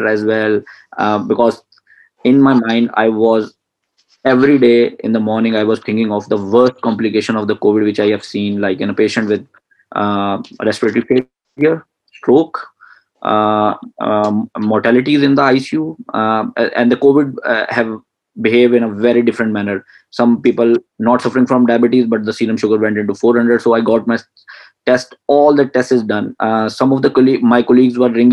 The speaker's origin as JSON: {"language": "English", "region": "Punjab", "country": "Pakistan", "tie": "born or raised there", "moved": "as an adult", "lives_now": "Karachi, Pakistan", "said": "my hometown is in another province of the Pakistan, that is Punjab"}